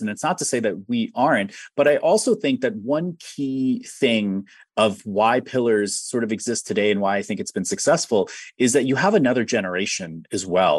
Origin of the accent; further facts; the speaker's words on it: Ohio, United States; I'm from Ohio